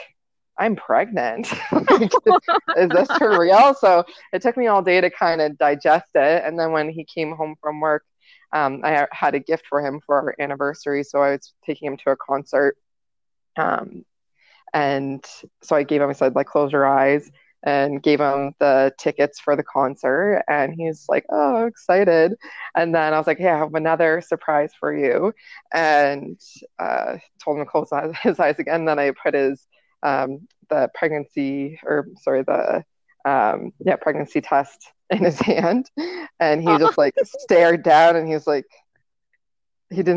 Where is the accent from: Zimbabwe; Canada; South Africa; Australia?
Canada; Kitchener, Ontario; we're from Ontario, Kitchener, Ontario in Canada